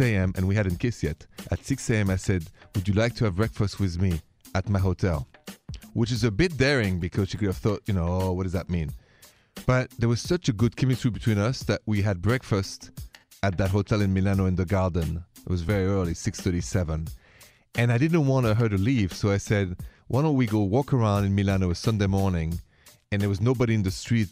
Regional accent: Paris, Île-de-France, France; I'm French romantic in my blood. I'm from Paris.

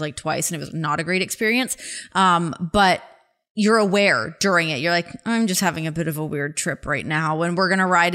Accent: Toronto, Ontario, Canada; now in Cincinnati, United States; I'm from Toronto

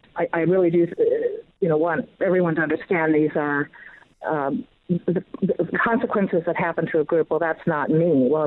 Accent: United States; I'm an American

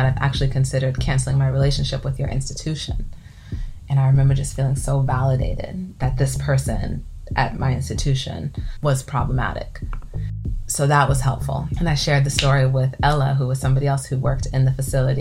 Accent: California, United States; I grew up in California

